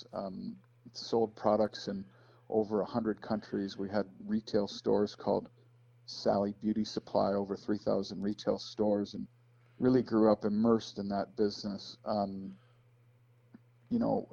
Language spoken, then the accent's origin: English; Chicago, Illinois, United States; I grew up outside Chicago, Illinois.